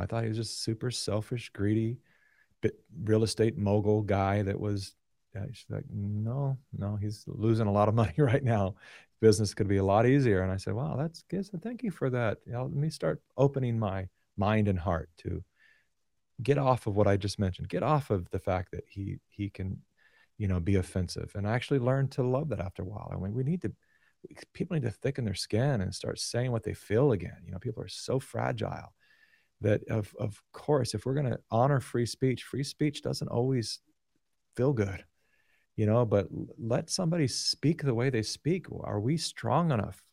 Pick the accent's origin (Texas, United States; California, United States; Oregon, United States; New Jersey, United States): California, United States; Sacramento; born and raised in Sacramento